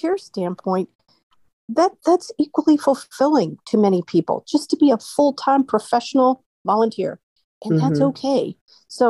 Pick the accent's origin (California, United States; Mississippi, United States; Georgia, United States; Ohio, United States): Georgia, United States; moved away as an adult; So I grew up in Georgia, and I had to go to a Georgia school in order to afford college